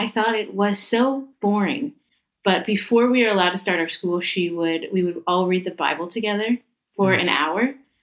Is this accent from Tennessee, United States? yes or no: yes; Nashville, Tennessee, United States; moved away; I'm from the U.S. I was born in Nashville, Tennessee. So grew up with a lot of music.